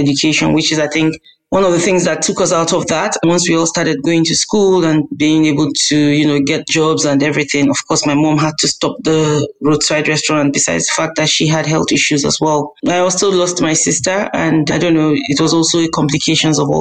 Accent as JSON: {"language": "English", "town": "Kaduna", "region": "Kaduna State", "country": "Nigeria", "tie": "born or raised there", "said": "I was born and brought up in Kaduna"}